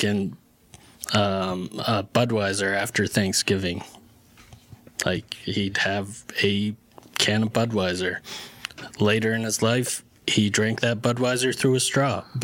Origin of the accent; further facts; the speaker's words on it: Lewiston, Maine, United States; also born or lived in Leeds, Maine / Mexico City, Mexico; I am from Leeds, Maine. And I grew up in the Lewiston, Auburn area my entire life, and well, aside from the parts where I was in Mexico and further north in Maine.